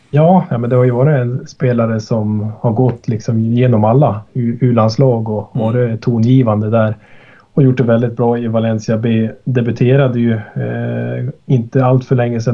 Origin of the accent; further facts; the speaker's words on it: Sollefteå, Västernorrland County, Sweden; also born or lived in Sundsvall; Jag sitter ju i Sollefteå nu ja, så jag har flyttat 12 mil norrut hem igen till min hemstad